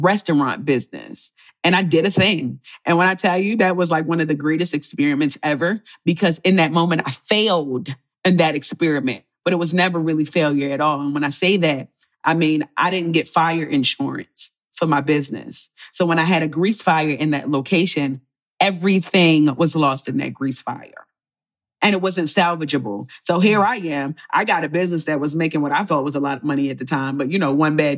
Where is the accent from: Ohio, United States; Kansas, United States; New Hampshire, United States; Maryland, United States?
Maryland, United States; Baltimore; So my parents are Jamaican. My mother is Rastafarian. So I grew up in Baltimore, but in a Jamaican household.